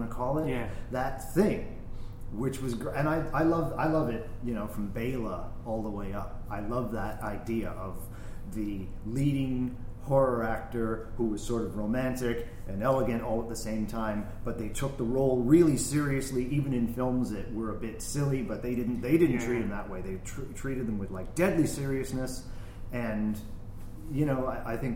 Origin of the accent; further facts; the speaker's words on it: Sudbury, Ontario, Canada; my hometown, Sudbury, Ontario, Canada